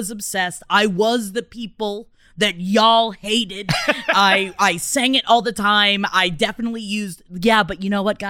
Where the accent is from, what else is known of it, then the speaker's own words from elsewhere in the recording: New York City, New York, United States; moved away; also born or lived in Palm Harbor, Florida; we grew up in Queens.